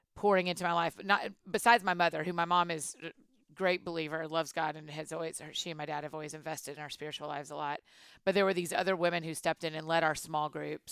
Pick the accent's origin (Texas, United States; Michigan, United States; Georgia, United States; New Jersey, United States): Georgia, United States; Atlanta; moved away as an adult; now in Nashville, United States; I was born and raised in Atlanta